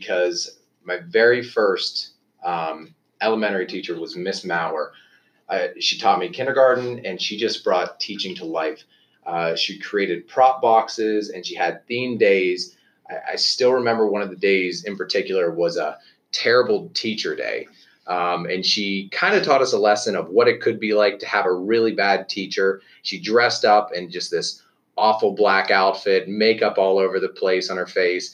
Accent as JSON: {"language": "English", "region": "Western Pennsylvania", "country": "United States", "tie": "born or raised there", "said": "I grew up in Western Pennsylvania, like you, about an hour east of Pittsburgh."}